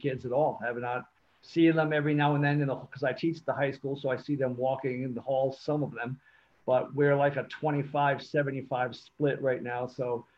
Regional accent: Newport, Rhode Island, United States; also born or lived in Cape Cod, Massachusetts / Middletown, Rhode Island; I grew up in Newport until about fourth or fifth grade. Moved to Cape Cod

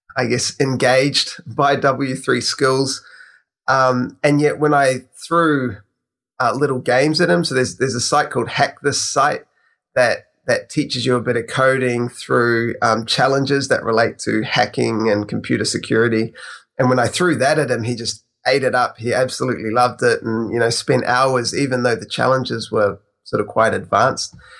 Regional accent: New Zealand; I'm actually from New Zealand, so I'm on the other side of the world.

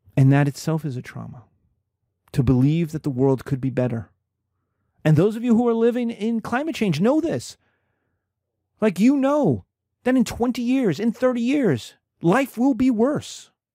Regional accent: United States; I'm American, I'm a Christian

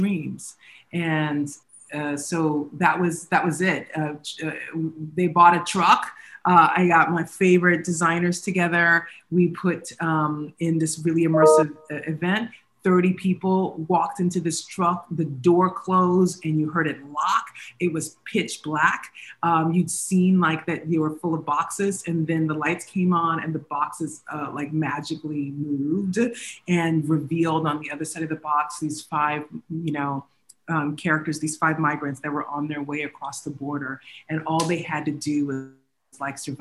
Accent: Texas, United States; I grew up in Texas

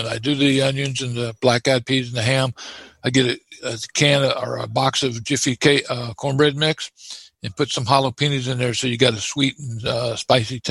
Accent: Florida, United States; I'm born and raised in Florida. Okay. Natural Floridian. Still in Florida.

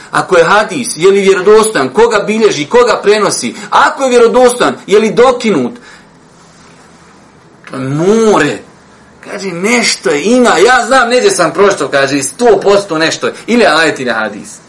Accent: Bosnia & Herzegovina; kod nas u Bosni

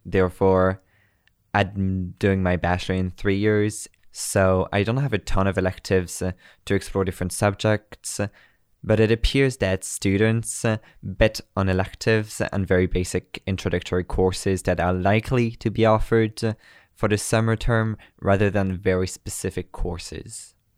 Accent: Brittany, France; moved away as an adult; now in Montreal, Canada; I come from Brittany, France.

